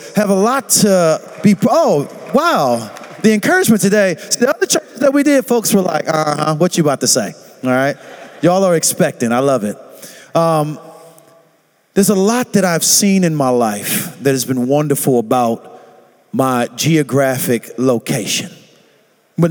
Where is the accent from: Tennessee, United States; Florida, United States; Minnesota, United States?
Florida, United States; St. Petersburg; I'm actually from Southside St. Petersburg